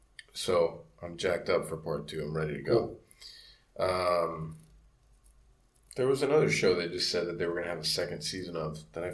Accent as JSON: {"language": "English", "town": "Miami", "region": "Florida", "country": "United States", "tie": "born or raised there", "said": "I'm growing up in Miami"}